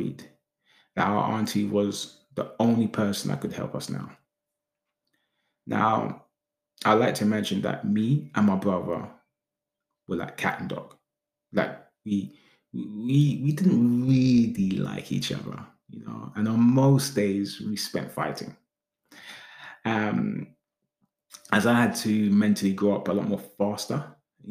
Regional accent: London, United Kingdom; also born or lived in Islington; the area that we grew up in Hackney

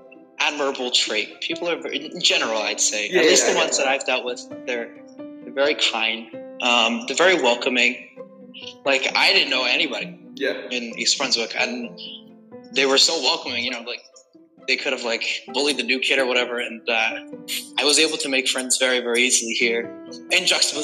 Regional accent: China; So I grew up in China, right?

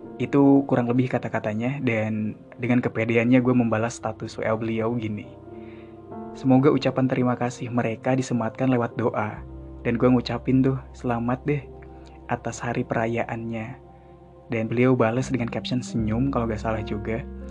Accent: Sunda, Indonesia; gue orang Sunda

